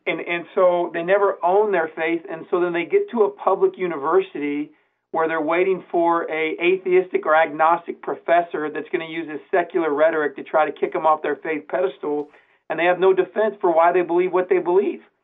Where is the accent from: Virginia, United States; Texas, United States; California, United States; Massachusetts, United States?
California, United States; San Diego; now in Branson, United States; I'm from San Diego, California